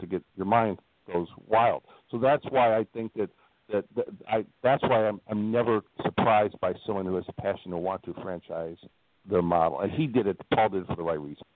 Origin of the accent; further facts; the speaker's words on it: Midwest, United States; now in Northwest Indiana, United States; I'm from the Midwest